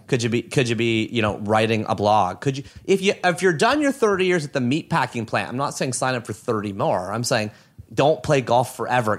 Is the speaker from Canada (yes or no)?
yes; Oshawa, Ontario, Canada; also born or lived in Toronto; I was from Oshawa. That's where I'm from. So I'm from a small town.